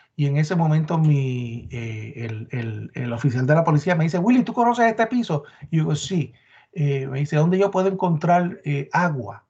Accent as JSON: {"language": "Spanish", "country": "Puerto Rico", "moved": "yes", "said": "yo soy el boricua"}